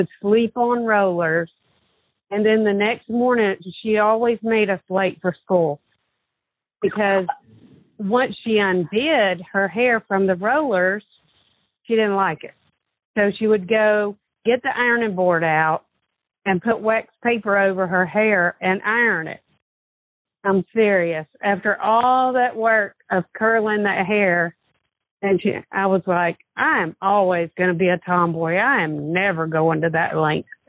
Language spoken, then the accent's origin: English; Stockbridge, Georgia, United States; We grew up in Stockbridge. We lived on Old Conyers Road. That's where we all went to school, at Stockbridge Elementary, Stockbridge Junior High, and High School